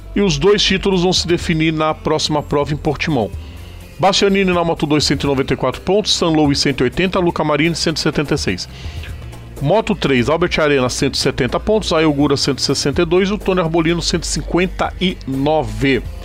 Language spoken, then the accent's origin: Portuguese; Brazil; Nós somos brasileiros